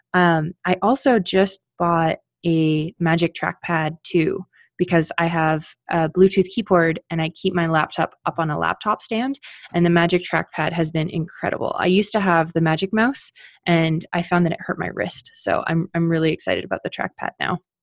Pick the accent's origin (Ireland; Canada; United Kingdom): Canada; now in Colorado, United States; I am Canadian, living in Colorado